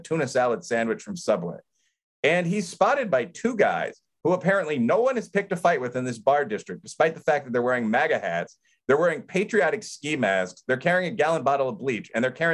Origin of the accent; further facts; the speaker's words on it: Chicago, Illinois, United States; I'm from Chicago